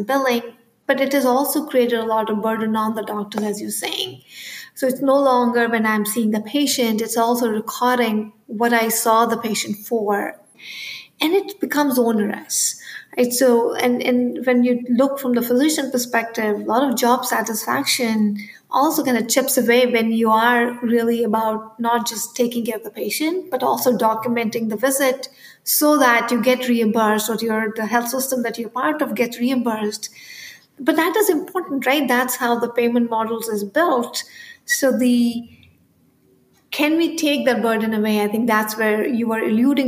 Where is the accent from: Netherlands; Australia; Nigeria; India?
India; moved away; I grew up in India